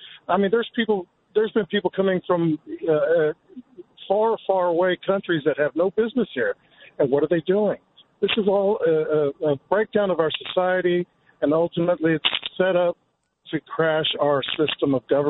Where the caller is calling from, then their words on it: Dallas, Texas, United States; I'm calling from Dallas, Texas.